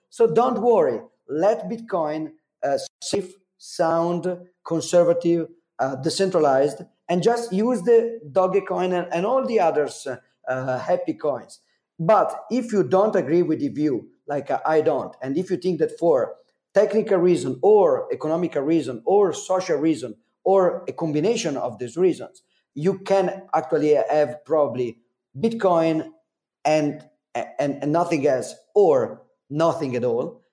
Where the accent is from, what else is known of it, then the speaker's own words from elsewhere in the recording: Italy; accent: Super Mario accent; English is a second language; I'm not an English speaker, as you can as you can uh, understand from my Super Mario accent